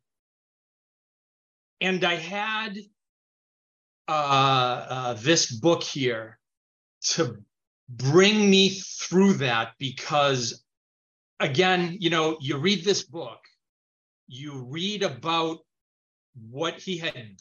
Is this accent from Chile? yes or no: yes; Chile; now in United States; I speak Spanish. I was born in Chile, mm-hmm. So I speak Spanish.